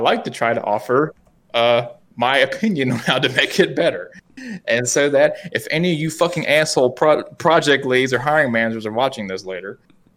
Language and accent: English; West Virginia, United States; accent: West Virginia; the fucking West Virginia accent I have.